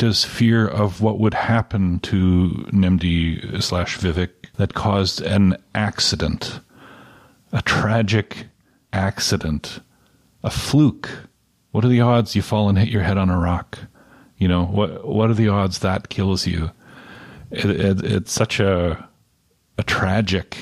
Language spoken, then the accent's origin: English; Canada; as a Canadian reader